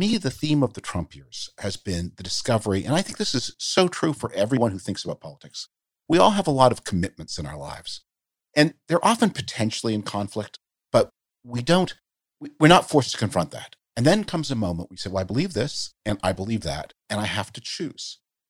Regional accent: Canada; moved away; I grew up in the Cold War. I grew up, as I mentioned, in Canada, under the shield of that mighty American system of global defense that protected all of us. My family's Jewish. I'm Jewish.

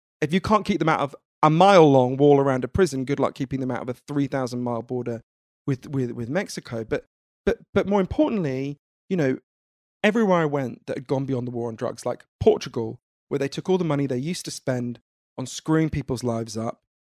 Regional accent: United Kingdom; I'm British. My country is in the middle of telling the people who buy 60% of all our goods and services to fuck off.

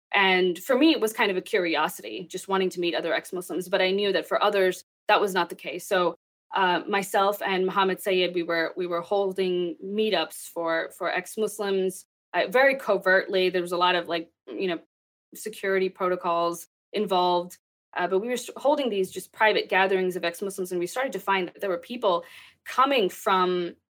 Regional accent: Texas, United States; also born or lived in Pakistan; I grew up in Texas. I was born in Pakistan and I moved here. Um, I think I was seven or eight when we immigrated to the United

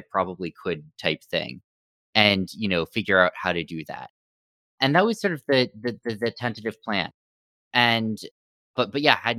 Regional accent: Stanford, California, United States; So I grew up in Stanford, California, went to MIT after

